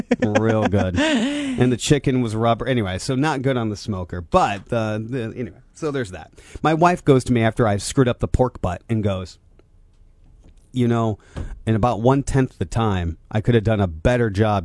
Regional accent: Angola, Indiana, United States; I grew up in Angola and I've lived here my entire life, I've missed a lot of Midwest rites of passage.

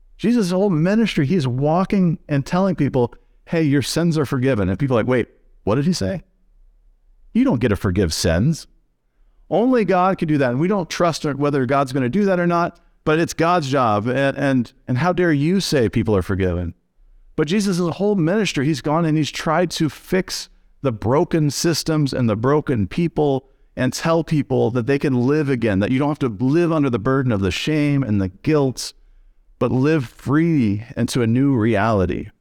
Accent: Missouri, United States; now in Jackson, Michigan, United States; I'm from Missouri, so I'm from the show me state

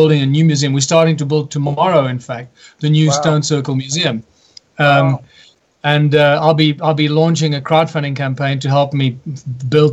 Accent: South Africa; my home country, which is South Africa

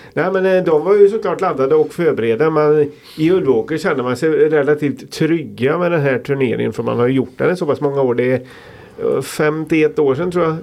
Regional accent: Falköping, Västra Götaland, Sweden; jag kommer från Falköping

